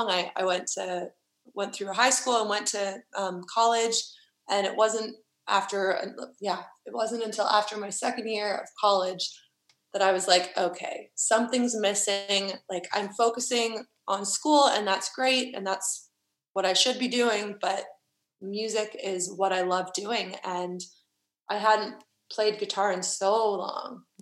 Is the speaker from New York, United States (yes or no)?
no; Huntsville, Alabama, United States; now in Nashville, United States; my hometown is just small and tiny and everyone knows everyone and you know it's the kind of town where everyone knows your parents and what they do and every detail about your life and then moving to Nashville